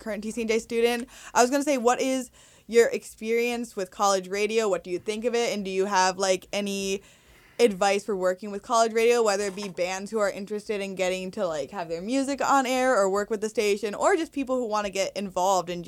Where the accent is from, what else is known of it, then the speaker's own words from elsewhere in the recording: Morristown, New Jersey, United States; I'm from Morristown